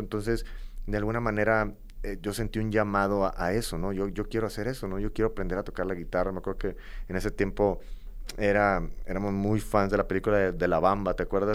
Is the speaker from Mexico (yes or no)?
yes; Matamoros, Tamaulipas, Mexico; moved away as an adult; also born or lived in Monterrey; este tipo de gente no hay en Matamoros, de donde yo vengo